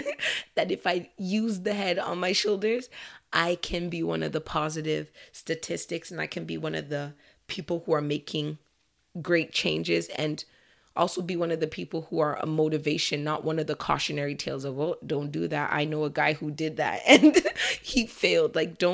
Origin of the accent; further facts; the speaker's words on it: Nigeria; so I'm Nigerian Canadian. I think you guys know that already.